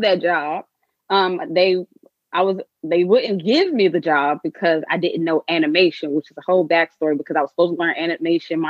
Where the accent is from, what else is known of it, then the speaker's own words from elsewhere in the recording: Prince George's County, Maryland, United States; moved away; also born or lived in Atlanta; I'm from PG County, Maryland